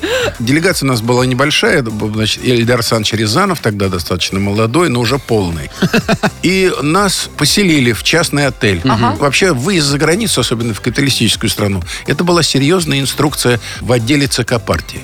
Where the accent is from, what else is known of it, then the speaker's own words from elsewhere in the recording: Moscow, Russia; Я родился на Арбате, а у меня просто через проходной двор улица Вахтангова